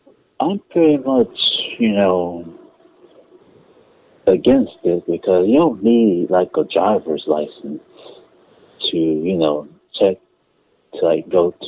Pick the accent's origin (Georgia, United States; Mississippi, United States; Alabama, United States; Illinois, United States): Alabama, United States; I'm from Alabama. And Alabama is the southern state.